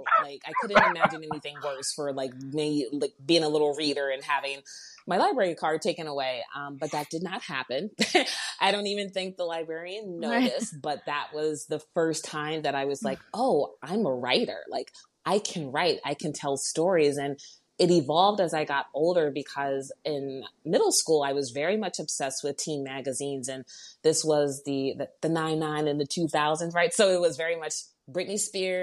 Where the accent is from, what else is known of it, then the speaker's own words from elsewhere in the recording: outside of Baltimore, Maryland, United States; moved away as an adult; now in Chicago, United States; I grew up outside of Baltimore, Maryland, in very quiet neighborhood.